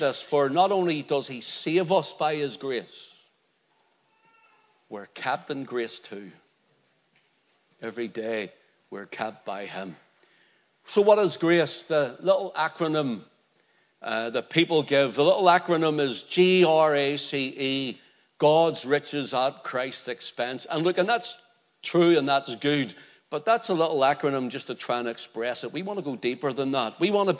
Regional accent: Belfast, Northern Ireland, United Kingdom; when I was growing up in Belfast, there used to be a tick man came around

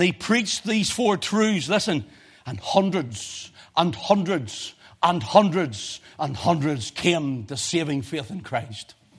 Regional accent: Belfast, Northern Ireland, United Kingdom; I'm that boy from Belfast, the back streets

